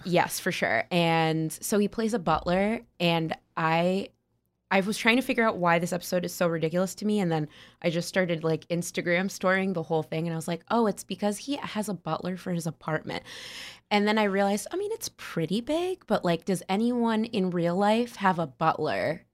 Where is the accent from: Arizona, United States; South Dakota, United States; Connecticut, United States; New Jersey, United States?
Connecticut, United States; West Hartford; I'm from West Hartford, Connecticut